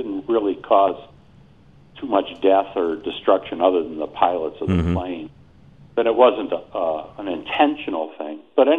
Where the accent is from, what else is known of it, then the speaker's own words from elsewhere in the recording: Buffalo, New York, United States; now in Denver, United States; And then I went as far as Buffalo, New York, my hometown. And I still had a couple of relatives there.